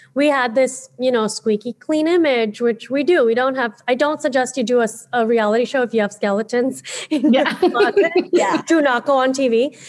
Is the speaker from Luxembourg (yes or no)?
no; United States; as a millennial growing up in America in the 90s